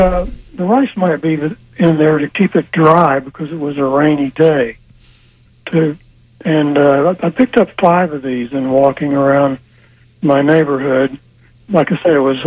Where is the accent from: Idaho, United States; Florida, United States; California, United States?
Florida, United States; Central; when I was growing up in Central Florida